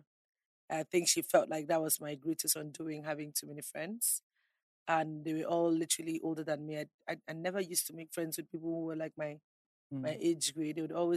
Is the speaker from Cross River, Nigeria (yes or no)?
no; Akwa Ibom, Nigeria; I grew up in one of the most peaceful